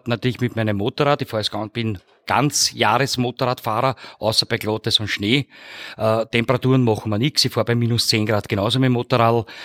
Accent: Hollabrunn, Lower Austria, Austria; gebürtiger Hollerbrunner äh, und bin im Bezirk Hollerbrunn natürlich zu Hause in Ziersdorf seit äh, 2020

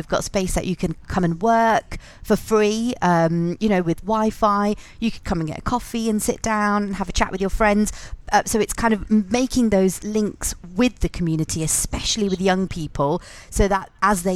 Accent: Leicester, East Midlands, United Kingdom; moved away as an adult; I live in Leicester again. I'm from Leicester originally, but I'm back here now.

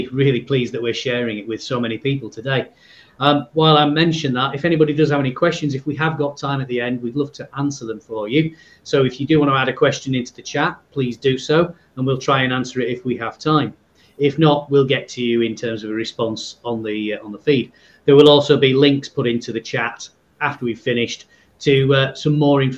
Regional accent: England, United Kingdom; accent: northern; I've might hear from my accent. I'm somewhere from up north

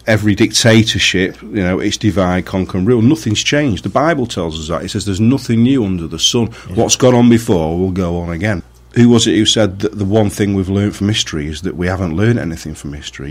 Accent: Marple, North West England, United Kingdom; also born or lived in Manchester / Glossop; I'm from Marple

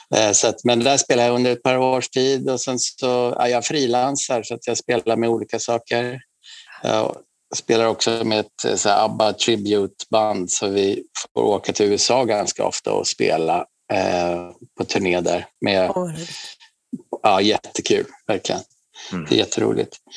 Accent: Huddinge, Stockholm County, Sweden; moved away as an adult; now in Stockholm, Sweden; jag föddes i Huddinge och bor nu sedan jag var 18 år, sedan 88 på Kungsklippan 14 i Stockholm

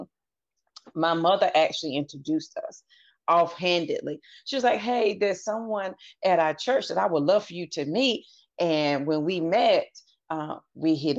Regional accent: the South, United States; moved away as an adult; I'm from the South, a good Southern family.

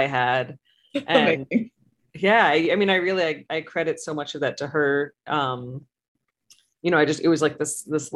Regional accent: Boston, Massachusetts, United States; moved away as an adult; now in New Orleans, United States; I grew up in the Boston area. So I've been in New Orleans for a little over 10 years now

